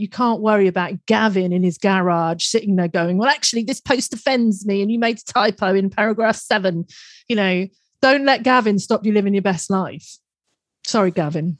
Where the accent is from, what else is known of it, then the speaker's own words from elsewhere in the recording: United Kingdom; we're both British